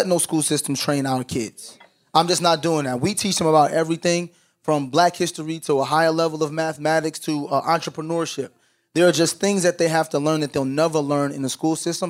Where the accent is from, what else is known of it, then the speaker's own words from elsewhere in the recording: New York, United States; moved away; I grew up in New York